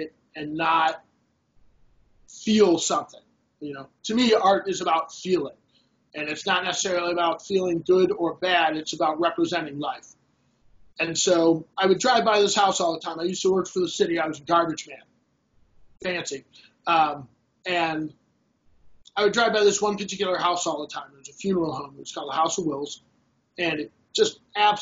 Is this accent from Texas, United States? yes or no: no; Los Angeles, California, United States; now in Cleveland, United States; I'm originally from Los Angeles